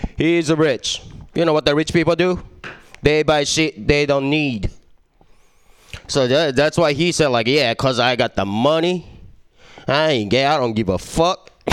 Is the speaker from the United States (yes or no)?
no; Japan; English is a second language; moved away; I was born and raised in Japan, so I mean, you hear my accent